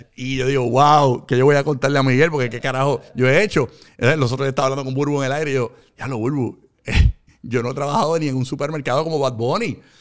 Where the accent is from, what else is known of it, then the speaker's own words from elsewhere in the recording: Puerto Rico; also born or lived in Carolina, Puerto Rico / Fajardo, Puerto Rico; en un momento dado nos mudamos a Fajardo por la economía, de que era más económico vivir en, allá que vivir en el área metropolitana. Nos mudamos de Carolina a Fajardo